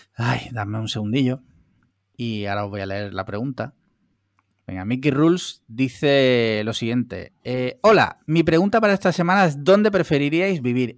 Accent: Spain; yo como español

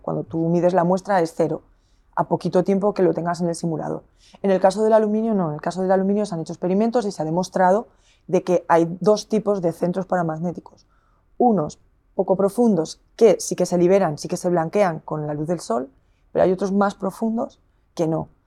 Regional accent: Zaragoza, Aragon, Spain; now in Burgos, Spain; yo soy de Zaragoza

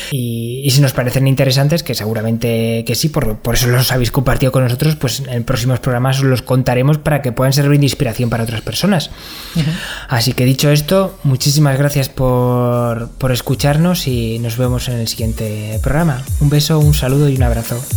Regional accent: Castile and León, Spain; ir a, mi pueblo en bici, que está en León

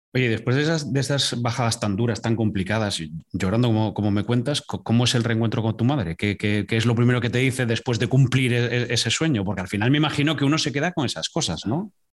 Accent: Asturias, Spain; cómo somos los, asturianos

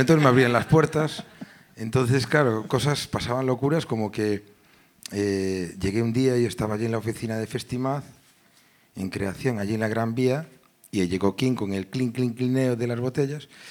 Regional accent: Caldas de Reis, Galicia, Spain; yo era funcionario, gestionaba empleo en mi pueblo, en Caldas

